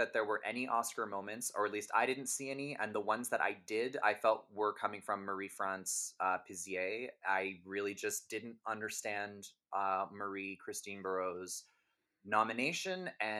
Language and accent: English; England, United Kingdom; I'm sorry to people listening, but I'm very English, so I'm just going to say Liv